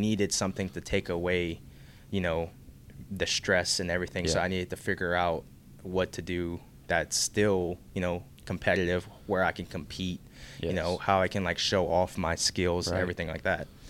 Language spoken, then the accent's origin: English; Youngsville, Louisiana, United States; I am originally from Youngsville, Louisiana